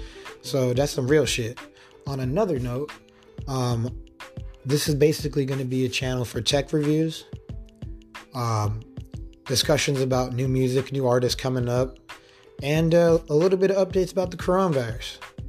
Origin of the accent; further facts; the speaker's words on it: Las Vegas, Nevada, United States; So, we're from Vegas. Well, I'm from Vegas